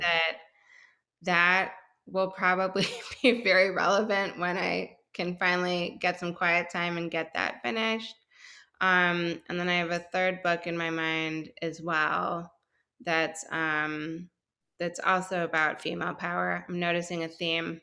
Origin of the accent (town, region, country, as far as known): Chicago, Illinois, United States; moved away as an adult; now in Houston, United States